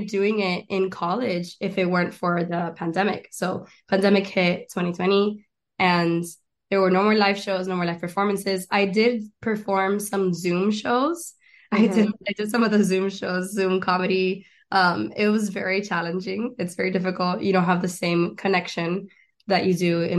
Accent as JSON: {"language": "English", "town": "Miami", "region": "Florida", "country": "United States", "tie": "born or raised there", "also_born_or_lived": "Argentina / El Chaco, Argentina / Gainesville, Florida / Doral, Florida", "moved": "as an adult", "lives_now": "Los Angeles, United States", "said": "I was born in Miami, raised in Argentina, and then I went to school in North Florida."}